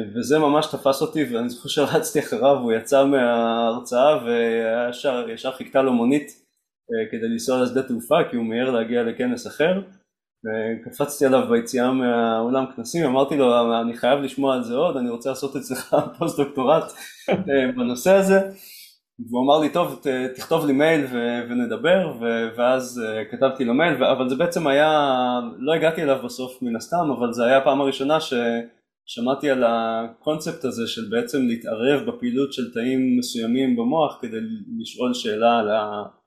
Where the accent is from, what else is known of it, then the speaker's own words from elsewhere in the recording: Mazkeret Batya, Central District, Israel; also born or lived in Rehovot / Jerusalem; גדלתי במזכרת בתיה, לא רחוק מכאן.